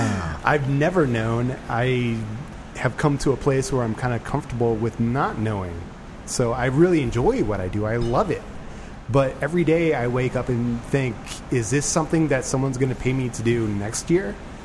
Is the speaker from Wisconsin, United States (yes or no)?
no; Nebraska, United States; I am from Nebraska.